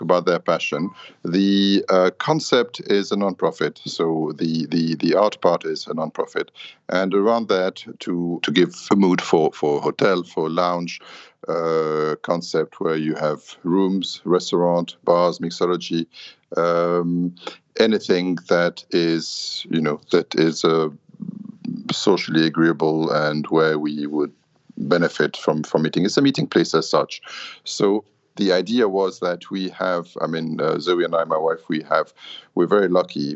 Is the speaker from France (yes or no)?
yes; Paris, Île-de-France, France; moved away as an adult; also born or lived in London, United Kingdom; now in Beirut, Lebanon; I'm Lebanese. I was born here. With the war, we grew up in Paris and worked in London